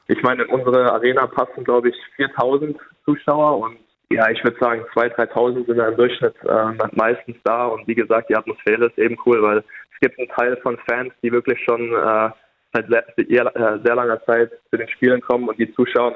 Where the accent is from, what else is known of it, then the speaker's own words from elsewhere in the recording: Germany; now in United States; bei uns in Deutschland.